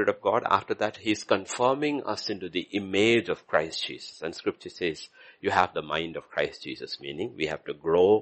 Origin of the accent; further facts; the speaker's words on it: India; I'm Indian.